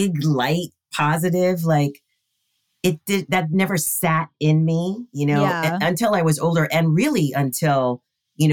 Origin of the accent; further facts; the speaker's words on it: Hawaii, United States; we were raised in Hawaii, right? Which is, it's the melting pot of the world. And growing up in Hawaii, there's that aloha spirit.